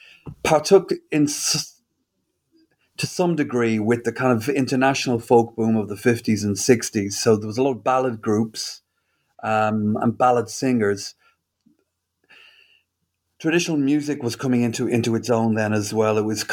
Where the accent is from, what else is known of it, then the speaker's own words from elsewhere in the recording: Dublin, Leinster, Ireland; moved away as an adult; I grew up in Dublin, and I lived there until I was about 20.